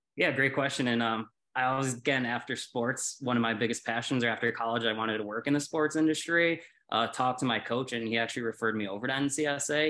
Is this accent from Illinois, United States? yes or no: yes; Chicago, Illinois, United States; moved away as an adult; now in Colorado, United States; I was born and raised in Chicago.